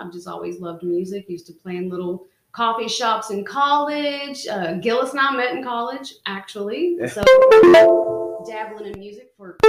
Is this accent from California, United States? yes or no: no; Kentucky, United States; moved away as an adult; born and raised in Kentucky.